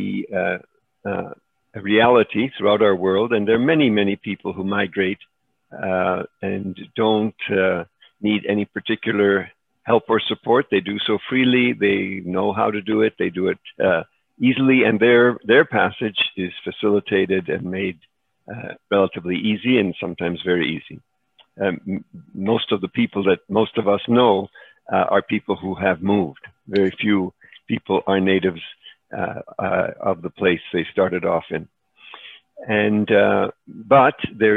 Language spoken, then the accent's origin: English; Montreal, Quebec, Canada; moved away; also born or lived in Czechoslovakia / Chicago, United States / El Salvador; we escaped to Canada, where I grew up in Montreal, attended Loyola High School there